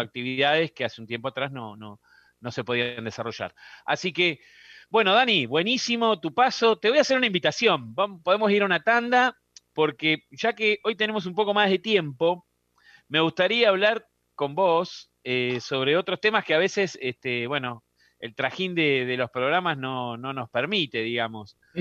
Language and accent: Spanish; Uruguay; para nosotros los uruguayos, ¿no? Porque acá los rocas somos uruguayos